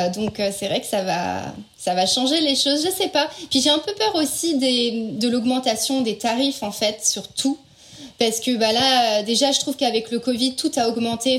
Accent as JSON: {"language": "French", "country": "France", "moved": "as an adult", "lives_now": "United States", "said": "je suis française"}